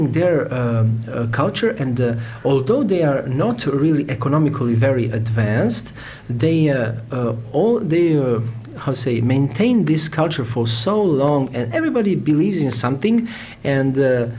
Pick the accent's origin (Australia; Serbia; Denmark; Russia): Serbia; Novi Sad, Vojvodina; English is a second language; also born or lived in Sweden / Italy; I'm from Yugoslavia, specifically from Serbia. My native town where I was born is Novi Sad, and now I am also living there.